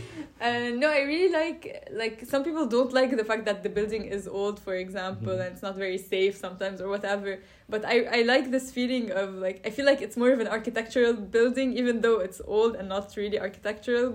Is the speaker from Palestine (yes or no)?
no; Lebanon; moved away as an adult; now in Brussels, Belgium; I'm Lebanese, so I come from Lebanon